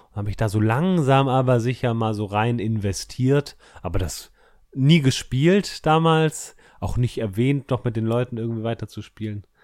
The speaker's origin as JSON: {"language": "German", "town": "Munich", "region": "Bavaria", "country": "Germany", "said": "ich komme ursprünglich aus München."}